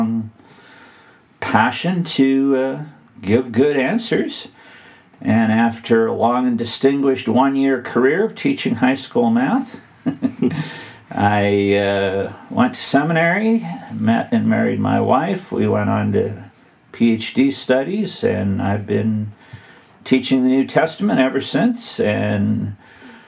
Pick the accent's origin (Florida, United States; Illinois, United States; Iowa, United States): Illinois, United States; Western; grew up in Western Illinois